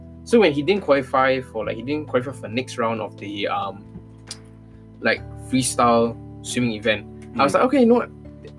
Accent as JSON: {"language": "English", "country": "Singapore", "said": "as a Singaporean"}